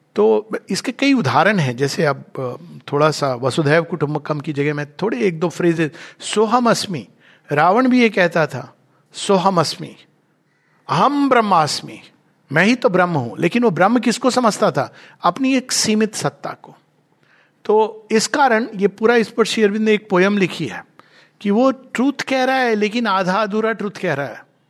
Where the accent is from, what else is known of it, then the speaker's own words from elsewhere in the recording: India; मैं हिंदी बोलता हूँ पर हूँ मैं भारतवर्ष से